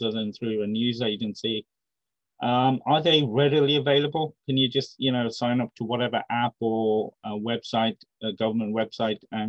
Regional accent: Ahmedabad, Gujarat, India; my home state, Ahmedabad

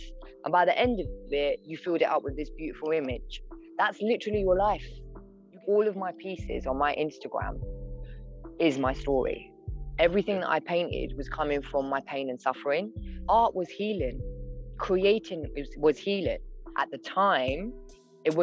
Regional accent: Hounslow, London, United Kingdom; moved away as an adult; now in Oaxaca, Mexico; being born and raised in London, it would be Hounslow.

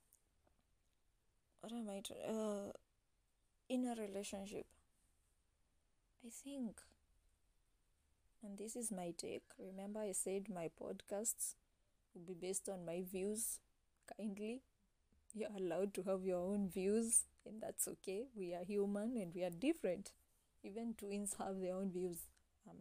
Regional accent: Kenya; I'm an African, I'm a Kenyan, raised Christian

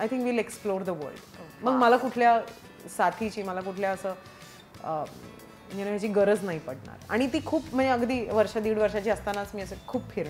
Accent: Maharashtra, India; अहो मी पण मराठी हा

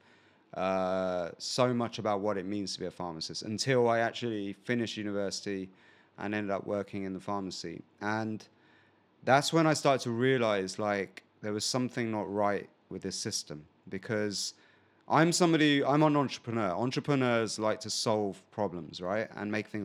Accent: England, United Kingdom; we're from probably the same country, England.

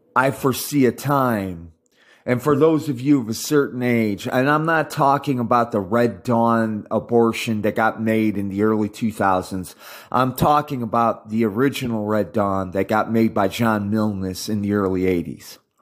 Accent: United States; I'm American insofar as I was born in America. I speak English and I've been raised in the American culture for uh, half a century

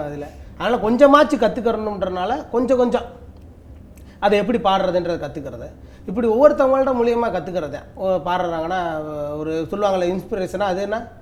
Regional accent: Madurai, Tamil Nadu, India; மதுரையில் பிறந்தோம்னா

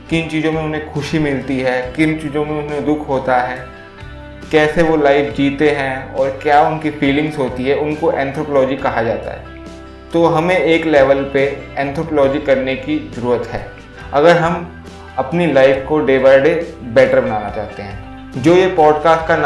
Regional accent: India; मैं इंडिया से बिलोंग करता हूँ इंडिया में most of the percentage of family middle class family की है

